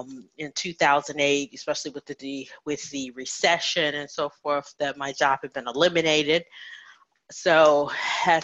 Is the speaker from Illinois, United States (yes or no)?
yes; Chicago, Illinois, United States; moved away as an adult; also born or lived in Indiana / Arizona; I was born in Indiana, grew up in the Chicagoland area